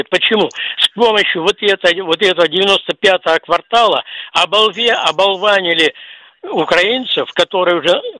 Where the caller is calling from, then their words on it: Perm, Perm Krai, Russia; Пермь. Да, да. Здравствуйте, товарищи офицеры. Я из Перми.